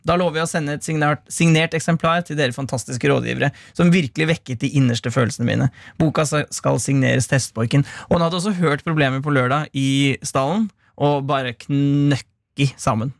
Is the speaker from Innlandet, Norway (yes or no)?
yes; Gard, Innlandet, Norway; Jeg kommer fra Gard